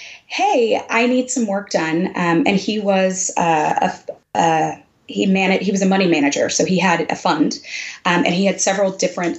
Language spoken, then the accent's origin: English; Texas, United States; moved away as an adult; I was from Texas and I was trying to move back